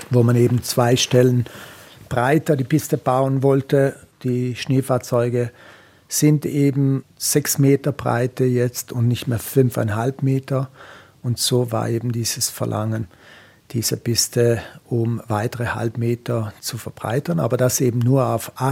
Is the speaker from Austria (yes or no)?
no; Trentino-Alto Adige, Italy; Ich komme ja aus der Gegend, äh, meine Frau ist aus dem Grödental.